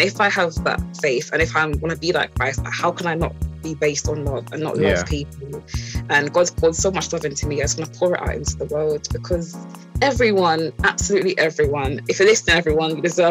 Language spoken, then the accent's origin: English; Croydon, London, United Kingdom; I don't call myself British. Yeah. I call myself Caribbean Croydoner.